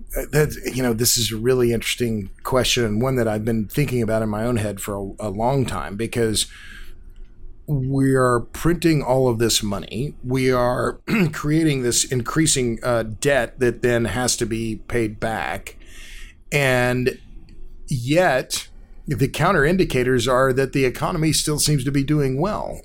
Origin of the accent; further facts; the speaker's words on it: Tulsa, Oklahoma, United States; I grew up in Tulsa. It's my hometown.